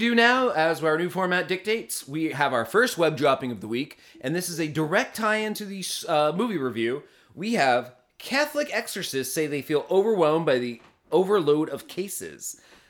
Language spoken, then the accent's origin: English; South Africa; Being South African, a lot of the stars are unknowns